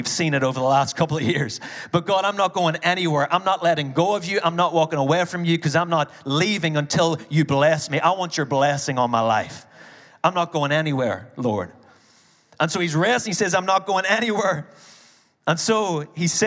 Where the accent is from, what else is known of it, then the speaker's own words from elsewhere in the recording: Ireland; as an Irish person